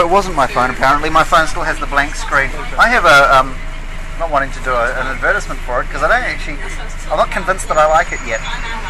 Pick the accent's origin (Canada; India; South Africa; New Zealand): New Zealand; now in London, United Kingdom; I'm from New Zealand